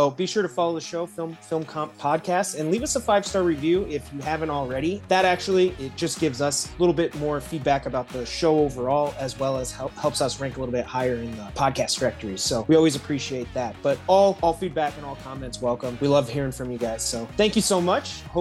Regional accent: Midwest, United States; now in Los Angeles, United States; growing up in the Midwest, it really was like a neighborhood thing.

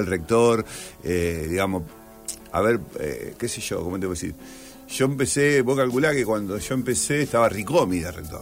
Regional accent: Villa Constitución, Santa Fe, Argentina; moved away as an adult; now in Rosario, Argentina; Nací en Villa Constitución y viví en Villa hasta los 19 años

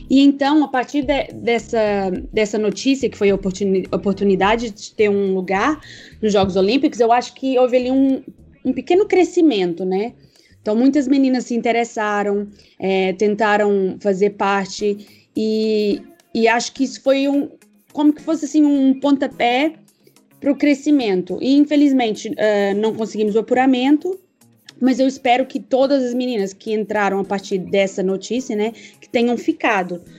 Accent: Patos de Minas, Minas Gerais, Brazil; born there; also born or lived in Coimbra / Lisbon; eu nasci em Patos de Minas, Minas Gerais.

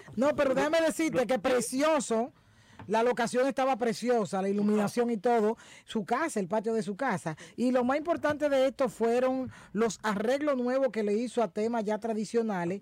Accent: Dominican Republic; como dominicana, como periodista

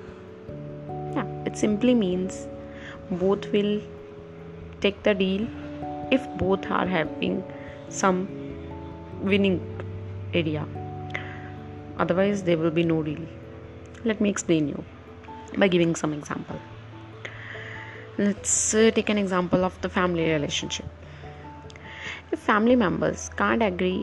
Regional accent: India; from India

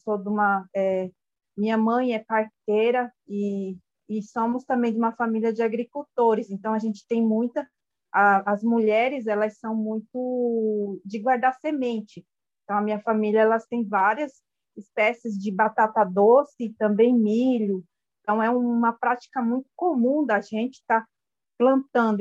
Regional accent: Brazil; first language Guarani (Mbyá); Portuguese is a second language; eu cresci junto na aldeia

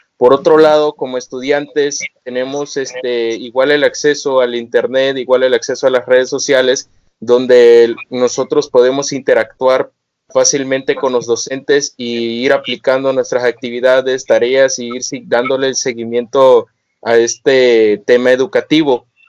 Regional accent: Tabasco, Mexico; Soy residente de Tabasco

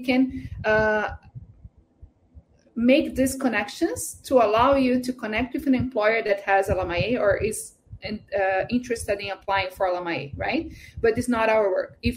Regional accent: India; Portuguese is a second language; now in Japan; eu sou da Índia e minha esposa é brasileira nós moramos no Japão.

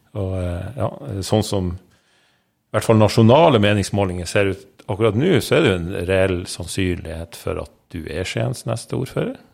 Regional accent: Narvik, Nordland, Norway; moved away; Narvik, det er min hjemby

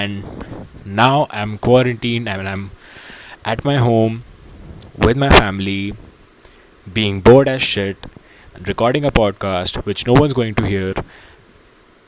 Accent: India; now in United States; I'm an Indian

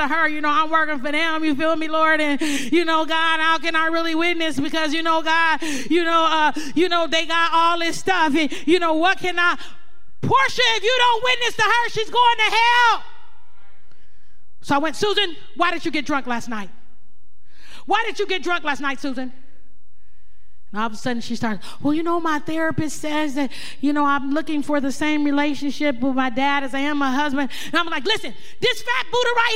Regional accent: Oakland, California, United States; There's something in me from growing up in Oakland.

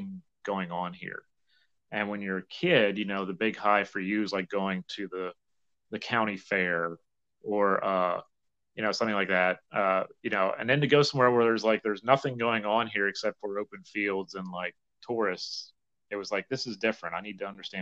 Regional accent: Chambersburg, Pennsylvania, United States; I grew up in Chambersburg, Pennsylvania

